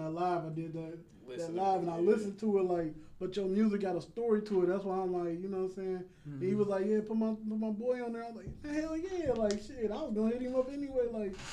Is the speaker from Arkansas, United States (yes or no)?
no; Cincinnati, Ohio, United States; also born or lived in Mount Healthy / Price Hill / Westwood; I'm from here